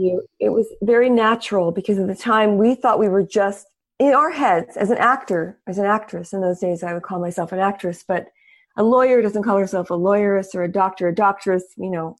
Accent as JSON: {"language": "English", "town": "El Paso", "region": "Texas", "country": "United States", "tie": "born or raised there", "also_born_or_lived": "New York", "moved": "yes", "said": "I was born in El Paso, Texas, and I spoke Spanish fluently, and I w, lived in the desert"}